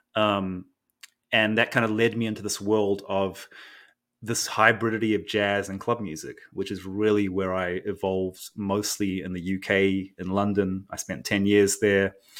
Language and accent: English; New Zealand; also born or lived in Japan; now in United States; I grew up in New Zealand and partly between Japan and New Zealand, but mostly in New Zealand